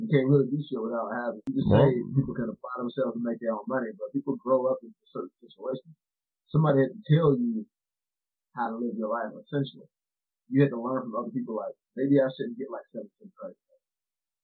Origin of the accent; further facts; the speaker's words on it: Chicago, Illinois, United States; I'm from Chi-Rat